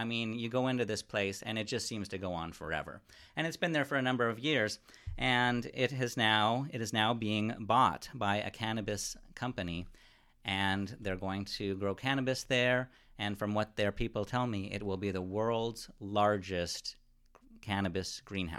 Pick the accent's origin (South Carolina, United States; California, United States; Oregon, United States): California, United States; Ventura; I was born in Ventura and raised in Ventura